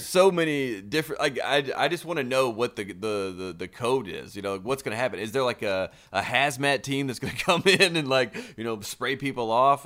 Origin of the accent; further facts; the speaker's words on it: the South, United States; I'm from the South